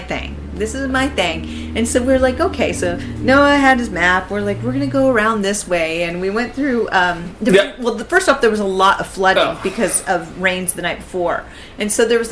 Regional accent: West Coast, United States; moved away; I'm from the West Coast originally

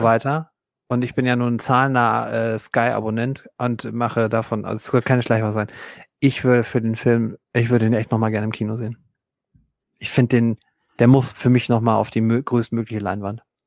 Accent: Germany; für uns als Deutsche

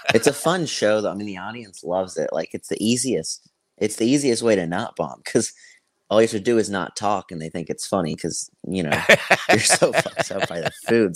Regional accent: Tampa, Florida, United States; also born or lived in Greenville, South Carolina; I'm from Tampa

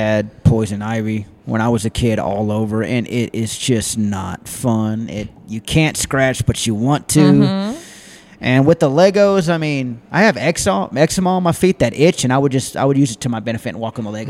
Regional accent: Texas City, Texas, United States; I grew up in Texas City, near Galveston

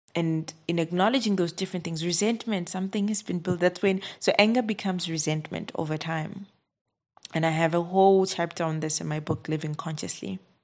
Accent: South Africa; I'm from South Africa

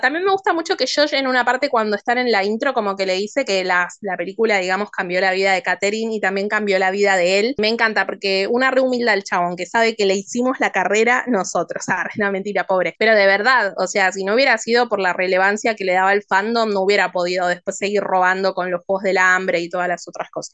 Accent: Argentina

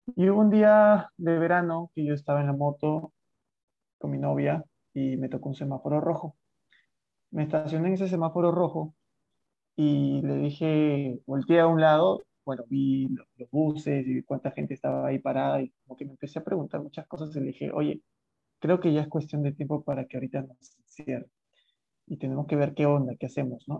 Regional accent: Lima, Peru; soy de Lima, Perú

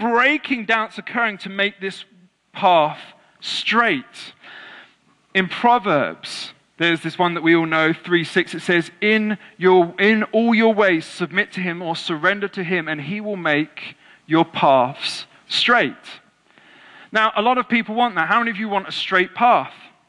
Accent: England, United Kingdom

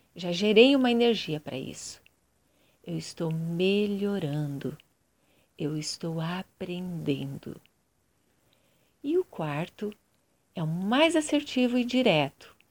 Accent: Curitiba, Paraná, Brazil; Eu sou de Curitiba, Paraná, Brasil

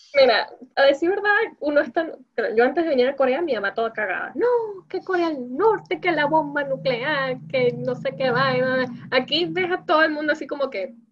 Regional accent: Venezuela; first language Spanish; now in South Korea; Soy la única venezolana entre mi, entre mi grupo de amigos

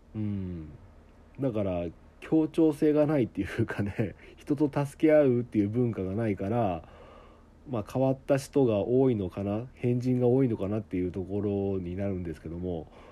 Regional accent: Okayama, Japan; accent: Okayama dialect; also born or lived in Tokyo; 僕岡山人なので

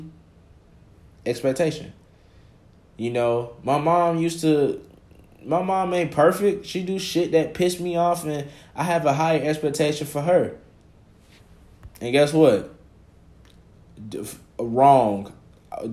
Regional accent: College Park, Georgia, United States; also born or lived in Atlanta, Georgia; I'm from the South Side, bro. College Park, Georgia

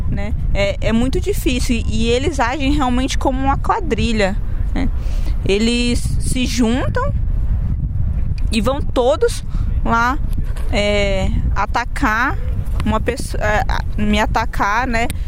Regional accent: Sete de Setembro Indigenous Territory, Rondônia, Brazil; Que não é a minha aldeia, mas é uma das aldeias lá da terra indígena 7 de setembro, que é o meu território.

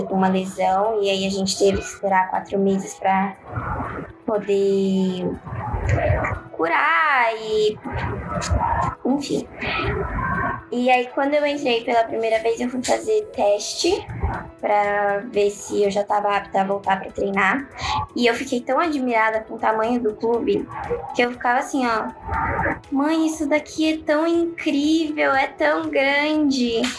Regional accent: São João del Rei, Minas Gerais, Brazil; born there; also born or lived in Minduri; é, na verdade, eu nasci em São João del Rei, mas eu morei em Minduri até os meus sete meses de idade.

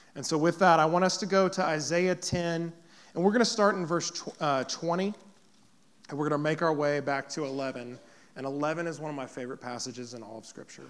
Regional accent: Poplar Bluff, Missouri, United States; moved away as an adult; also born or lived in Kansas City, Missouri; now in Blue Springs, United States; Popper Bluff is where I grew up. This is my hometown

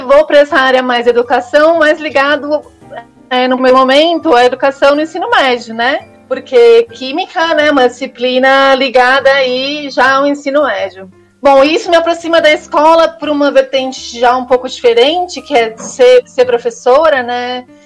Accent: Guarulhos, São Paulo, Brazil; also born or lived in São Carlos; Sou guarulhense, né? Eu nasci e cresci aqui em Guarulhos

